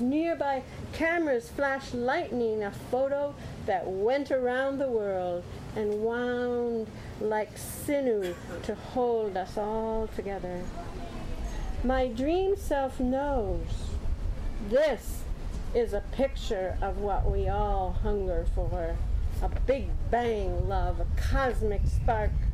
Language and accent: English; Holland, Michigan, United States; I grew up in Holland, Michigan, wearing wooden shoes raised on boiled potatoes and cabbage